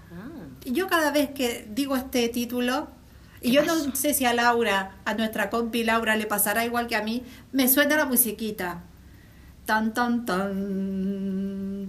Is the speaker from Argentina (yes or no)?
yes; Argentina; born there; moved away; also born or lived in Canary Islands; Y te digo que siendo argentina